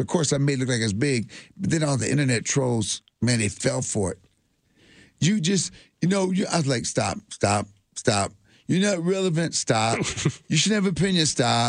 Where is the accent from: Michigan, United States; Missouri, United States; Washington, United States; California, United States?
Michigan, United States; also born or lived in Denver; I'm from Michigan